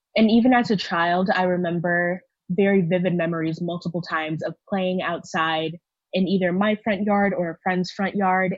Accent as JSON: {"language": "English", "town": "Houston", "region": "Texas", "country": "United States", "said": "I'm from Houston, Texas, and I identify as a Black woman"}